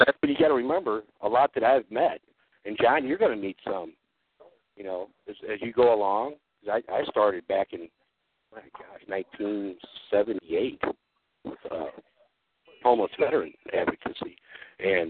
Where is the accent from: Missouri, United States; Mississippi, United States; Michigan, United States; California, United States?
Missouri, United States; Ferguson; I grew up in Ferguson